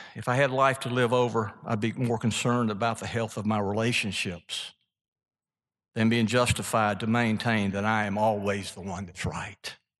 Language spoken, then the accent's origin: English; Mississippi, United States; from being from Mississippi